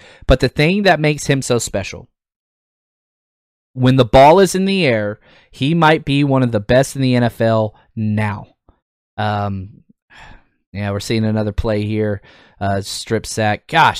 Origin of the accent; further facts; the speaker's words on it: Texas, United States; I'm a Texas Longhorn guy, you know, born and raised in Texas.